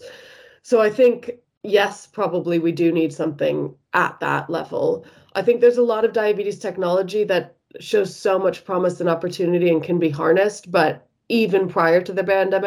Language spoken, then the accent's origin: English; United States; now in United Kingdom; as you might be able to tell from my accent, I'm originally from the States